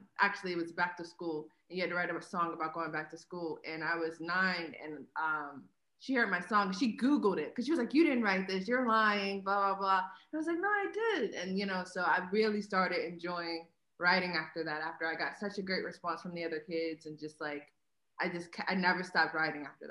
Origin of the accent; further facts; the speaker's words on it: Pittsburgh, Pennsylvania, United States; I'm from Pittsburgh